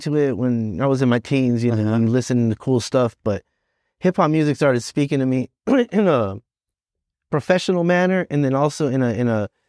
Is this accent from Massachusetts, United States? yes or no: yes; Boston, Massachusetts, United States; born there; Yeah, I was born in Boston. That was fun. It was cold.